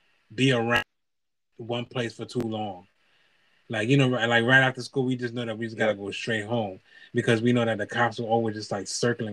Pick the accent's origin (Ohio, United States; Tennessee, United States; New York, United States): New York, United States; New York City; moved away; also born or lived in Massachusetts / Haiti; growing up in New York and Brooklyn